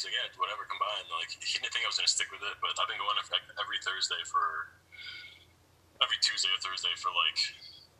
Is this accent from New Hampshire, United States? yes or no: no; Chicago, Illinois, United States; I grew up in Mount Greenwood